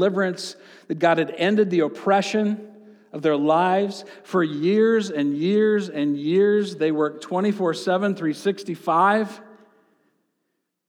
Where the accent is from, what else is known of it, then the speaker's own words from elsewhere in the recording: central and southeast Michigan, United States; in the part of the state of Michigan where I grew up. And since I'm from Michigan